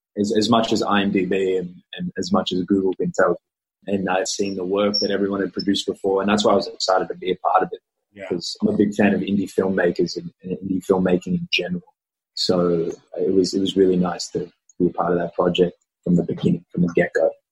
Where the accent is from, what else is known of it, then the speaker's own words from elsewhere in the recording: Australia; first language English; I'm Australian.